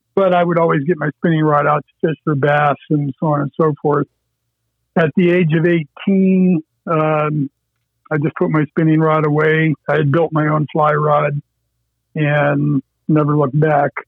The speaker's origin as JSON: {"language": "English", "area": "Erie County", "region": "Pennsylvania", "country": "United States", "tie": "born or raised there", "said": "I grew up in Erie County on a little farm pond"}